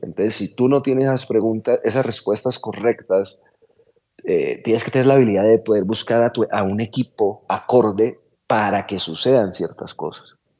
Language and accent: Spanish; Colombia; la forma en la que somos los colombianos en general